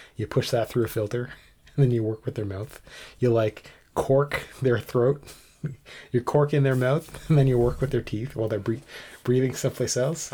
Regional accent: Canada; I'm Canadian, and we've got some French in some places

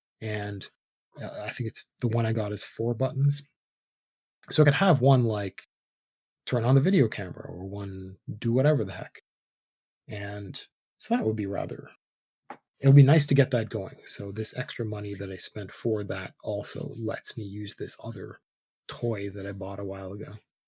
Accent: Canada; And that's not that we're Canadian, so we're rather different than other places.

